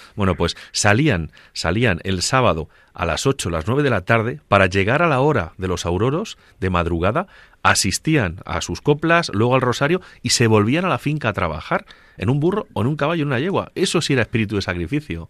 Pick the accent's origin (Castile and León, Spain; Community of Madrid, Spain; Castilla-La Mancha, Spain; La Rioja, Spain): Castilla-La Mancha, Spain; Agudo; yo soy de Agudo, de un pueblecito de Ciudad Real